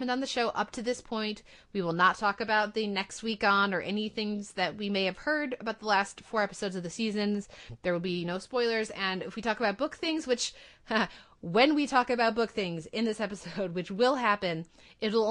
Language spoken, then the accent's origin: English; United States; I'm as an American